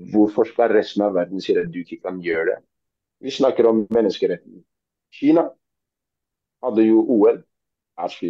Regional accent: Oslo, Norway; jeg er fra Tøyen.

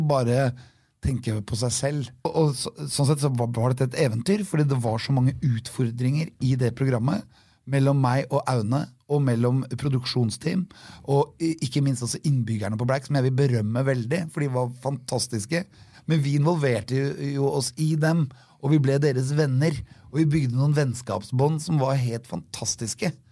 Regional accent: Norway; Og så er det det at alt er Norges land. Og vi er nordmenn. Og da kan vi være overalt.

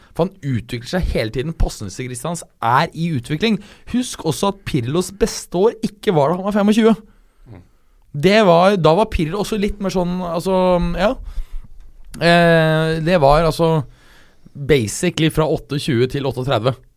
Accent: Norway; jeg er norsk

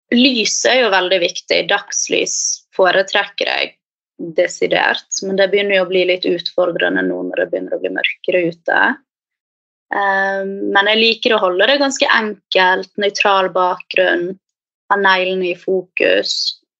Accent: Bergen, Vestland, Norway; moved away as an adult; now in Oslo, Norway; jeg kommer opprinnelig fra Bergen, men har bodd i Oslo nå de siste fem

